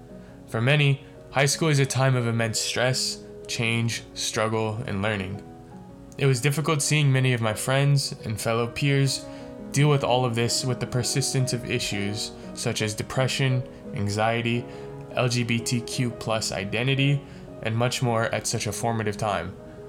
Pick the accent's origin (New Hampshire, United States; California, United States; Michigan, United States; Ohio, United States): California, United States; Vallejo; Growing up in Vallejo, California, one of the most diverse cities in the country, I was exposed to a myriad of different cultures and ethnicities.